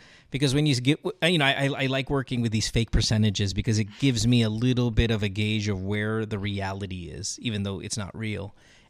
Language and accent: English; India; Yeah, you know, I get it. I'm Indian too. So not that we pursue any of this shit. I'm not that Indian, but I am familiar enough with the custom.